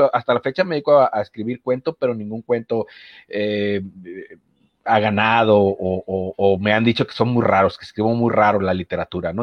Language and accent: Spanish; Manzanillo, Colima, Mexico; yo soy de Manzanillo, Colima